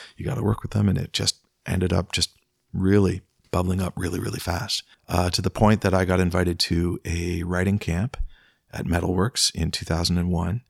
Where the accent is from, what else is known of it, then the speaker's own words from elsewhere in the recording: Peterborough, Ontario, Canada; I grew up in Peterborough